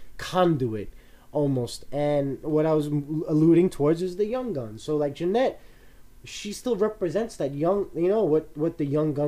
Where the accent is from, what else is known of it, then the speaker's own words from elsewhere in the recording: New York, United States; I'm a New Yorker